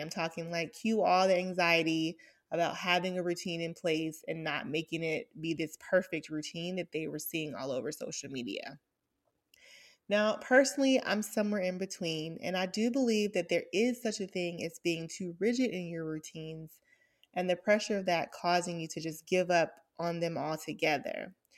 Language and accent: English; Atlanta, Georgia, United States; I grew up in Atlanta to, um, a single mom